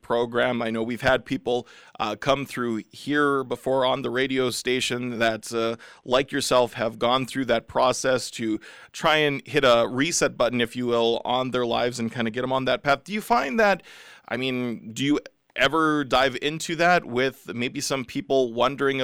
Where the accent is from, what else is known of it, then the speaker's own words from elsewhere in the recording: Regina, Saskatchewan, Canada; I grew up in Regina